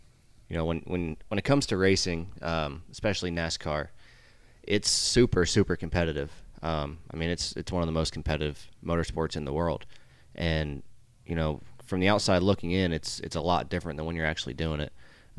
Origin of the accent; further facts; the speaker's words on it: New Jersey, United States; My dad, I'm from New Jersey, up north. My dad raced modifieds, him and his two brothers, actually.